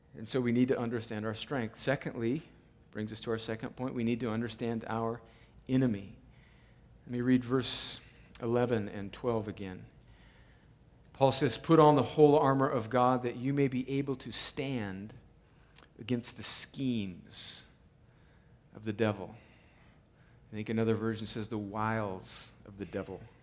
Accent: United States; as American Christians

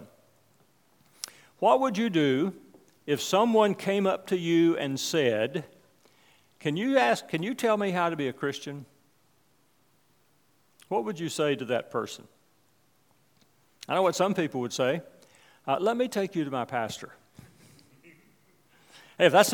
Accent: West Virginia, United States; the church I grew up in West Virginia.

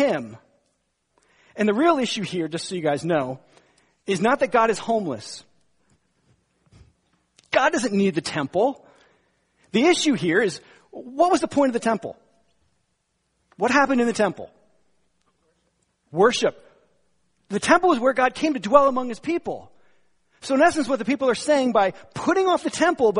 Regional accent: northern New Jersey, United States; I was born and bred in New Jersey, northern New Jersey

